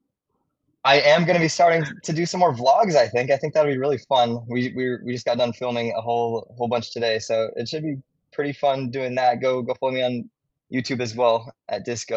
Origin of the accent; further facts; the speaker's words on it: Hawaii, United States; moved away as an adult; now in Huntington Beach, United States; born and raised in Hawaii, lived there my whole life up until I was 19.